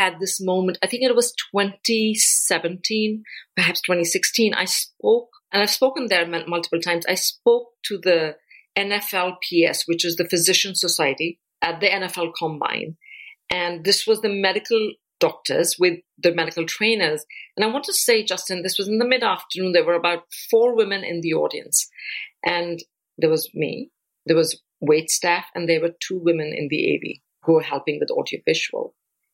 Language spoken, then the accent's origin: English; India; now in United States; the country that I come from, which is India